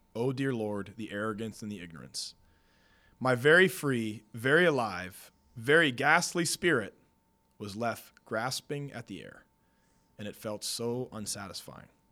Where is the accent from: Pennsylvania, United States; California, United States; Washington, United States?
Pennsylvania, United States; moved away; I was confirmed in eighth grade growing up in Pennsylvania